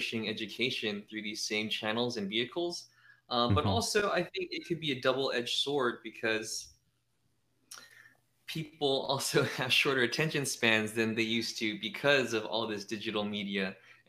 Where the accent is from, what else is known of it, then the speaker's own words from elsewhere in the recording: San Francisco, California, United States; moved away as an adult; also born or lived in San Jose; now in Thailand; I was born and raised in San Francisco